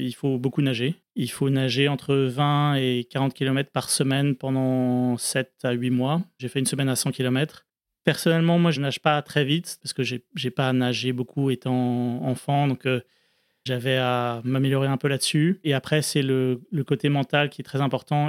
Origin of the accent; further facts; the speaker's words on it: France; j'arrivais sur ma terre natale en France